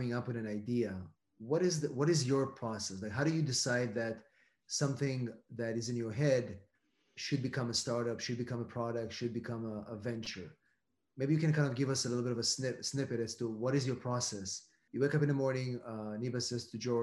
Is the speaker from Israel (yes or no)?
yes; Israel; moved away; I'm from Israel originally.